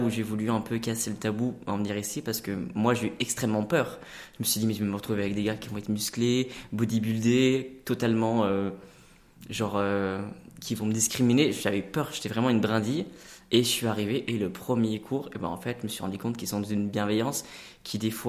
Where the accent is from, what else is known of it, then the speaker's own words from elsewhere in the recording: Lyon, Auvergne-Rhône-Alpes, France; je suis de Lyon à l'origine